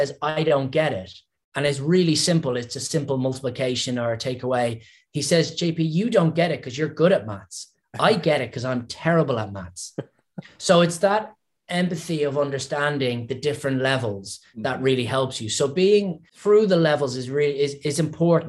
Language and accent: English; Ireland; accent: Irish; my Irish accent